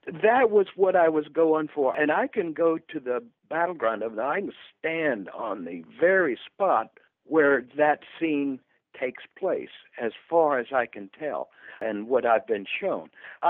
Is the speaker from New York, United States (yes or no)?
no; South Florida, United States; moved away as an adult; also born or lived in Orlando area, Central Florida; now in Orlando, United States; I grew up in South Florida and decided about 30-some years ago to move up to Central Florida, to the Orlando area. Even though my family is from Florida for generations, I have a long history up here in Central Florida